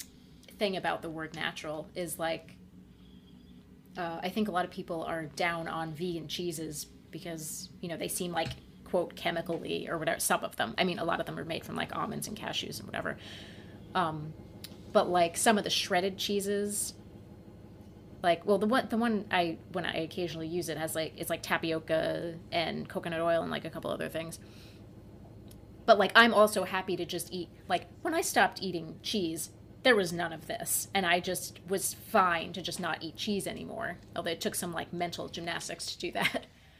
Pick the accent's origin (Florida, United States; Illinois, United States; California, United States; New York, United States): New York, United States; now in Puerto Rico; this is Puerto Rico. I'm from New York.